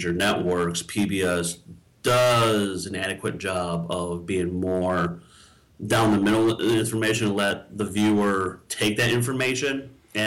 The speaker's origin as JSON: {"language": "English", "town": "Sterling", "region": "Illinois", "country": "United States", "tie": "born or raised there", "said": "growing up in this area"}